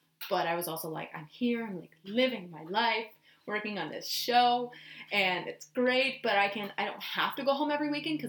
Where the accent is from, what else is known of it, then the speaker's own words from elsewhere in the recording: Texas, United States; moved away; I'm from Texas